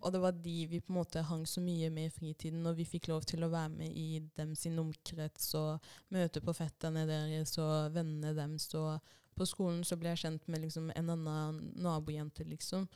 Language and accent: Norwegian; Norway; first language Swahili; Norwegian is a second language; jeg kom til Norge når jeg var seks år gammel.